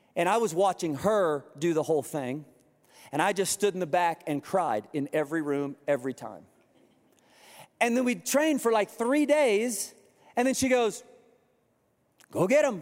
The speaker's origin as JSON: {"language": "English", "region": "Kansas", "country": "United States", "moved": "yes", "said": "I'm from Kansas"}